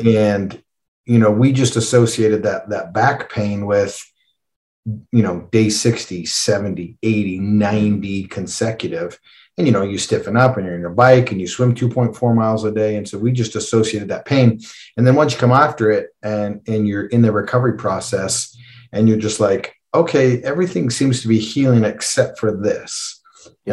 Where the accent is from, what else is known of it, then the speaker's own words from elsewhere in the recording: Calgary, Alberta, Canada; I'm from Calgary, um, and is world famous for the Calgary Stampede